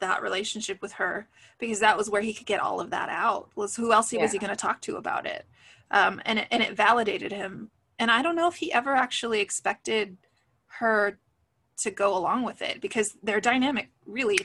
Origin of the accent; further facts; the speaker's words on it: West Coast, United States; I grew up on the West Coast.